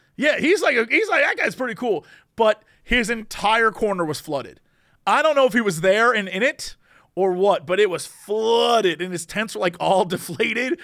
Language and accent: English; East Coast, United States; now in Los Angeles, United States; I grew up on the East Coast, and I went to college where it snowed all the time